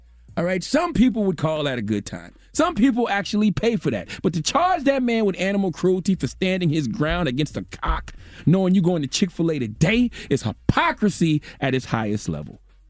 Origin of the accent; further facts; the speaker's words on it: Moss Corner, South Carolina, United States; I grew up in Moss Corner, South Carolina.